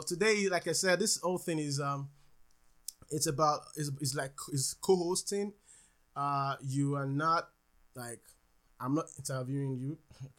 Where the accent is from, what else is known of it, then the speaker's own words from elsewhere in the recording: Nigeria; now in United States; I was born and raised in Nigeria.